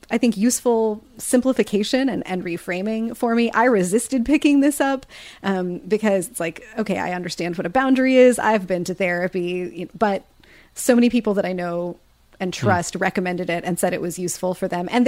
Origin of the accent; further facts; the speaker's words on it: Kansas, United States; from Kansas